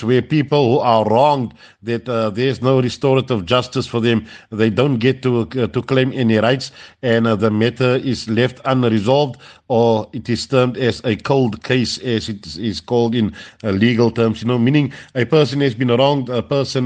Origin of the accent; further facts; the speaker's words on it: South Africa; as South African Muslims, or Muslims living in South Africa